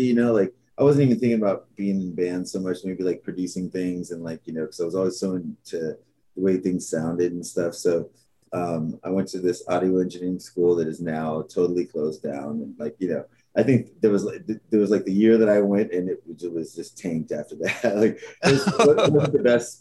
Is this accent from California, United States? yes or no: yes; Los Angeles, California, United States; born or raised there; also born or lived in San Francisco